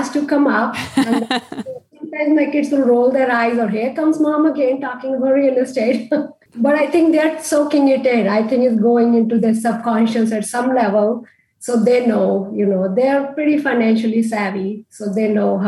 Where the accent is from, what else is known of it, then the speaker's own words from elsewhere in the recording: India; moved away; I grew up in India and in India, I grew up in a time where we didn't have credit cards